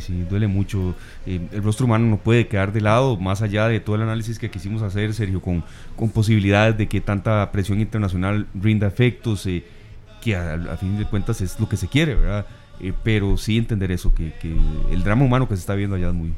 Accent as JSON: {"language": "Spanish", "country": "Costa Rica", "said": "como, costarricenses"}